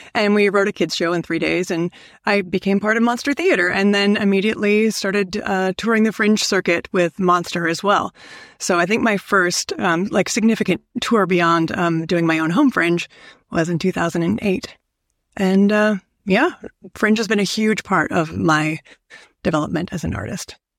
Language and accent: English; Canada